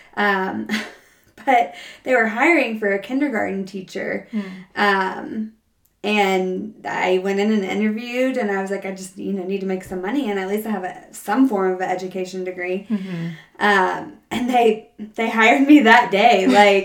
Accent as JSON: {"language": "English", "town": "Jackson", "region": "Mississippi", "country": "United States", "tie": "born or raised there", "moved": "as an adult", "lives_now": "Denver, United States", "said": "I am born and raised in Jackson, Mississippi. So if you hear any slight accent, that is where that's from"}